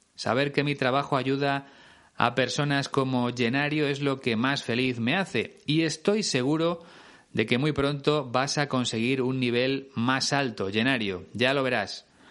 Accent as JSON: {"language": "Spanish", "country": "Spain"}